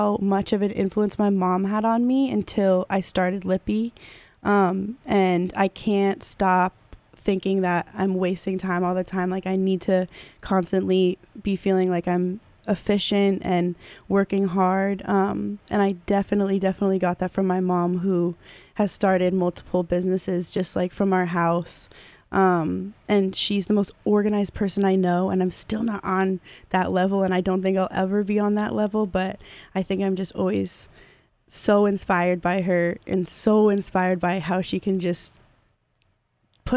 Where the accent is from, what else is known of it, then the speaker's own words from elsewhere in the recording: Amherst, Massachusetts, United States; I grew up in Amherst and now go to UMass Amherst.